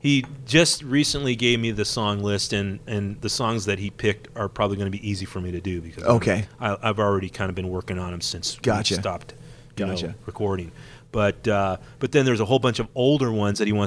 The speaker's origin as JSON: {"language": "English", "town": "Whittier", "region": "California", "country": "United States", "tie": "born or raised there", "said": "Back when I was playing backyard parties in my hometown of Whittier, California"}